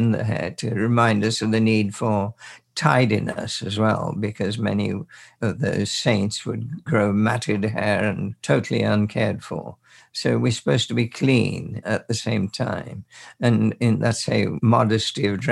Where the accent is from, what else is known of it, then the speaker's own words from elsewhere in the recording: Birmingham, West Midlands, United Kingdom; we were in Birmingham, and we grew up there as total strangers.